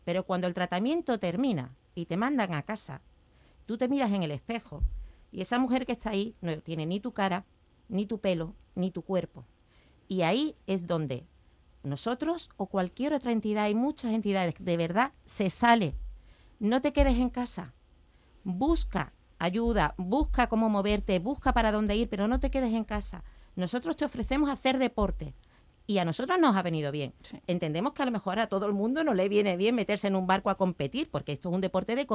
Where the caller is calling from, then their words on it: Málaga, Andalusia, Spain; de Málaga. En el 2018 sufrí un cáncer de mama.